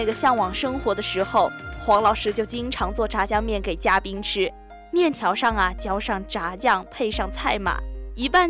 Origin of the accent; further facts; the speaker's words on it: Hunan, China; 那可不是嘛，我们湖南人啊都喜欢嗦粉